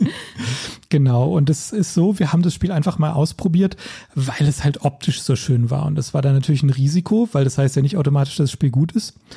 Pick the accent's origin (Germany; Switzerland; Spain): Germany; Rhineland-Palatinate; ich bin ja auch in der Pfalz aufgewachsen